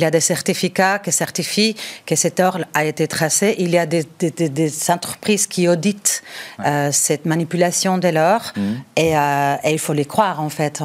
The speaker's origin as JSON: {"language": "French", "town": "Bilbao", "region": "Basque Country", "country": "Spain", "moved": "yes", "said": "Je suis originaire du Pays basque de Bilbao"}